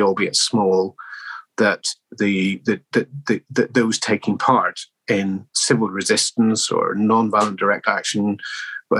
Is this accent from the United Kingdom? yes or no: yes; Northern Ireland, United Kingdom; I was born in Northern Ireland, the beginning of the Troubles